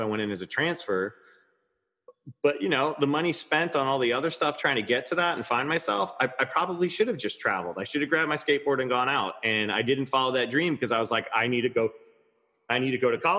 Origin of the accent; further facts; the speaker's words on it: Levittown, New York, United States; I grew up in Levittown, Long Island